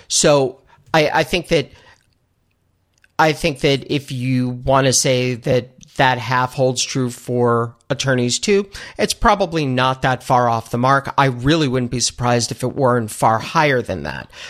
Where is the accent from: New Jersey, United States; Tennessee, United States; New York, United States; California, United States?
New York, United States; also born or lived in Buffalo; I am born and raised in New York